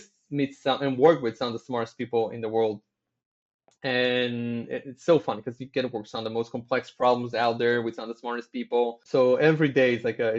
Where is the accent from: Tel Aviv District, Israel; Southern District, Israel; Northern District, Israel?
Tel Aviv District, Israel; Tel Aviv; I was born in Tel Aviv, born, raised here, never moved anywhere else.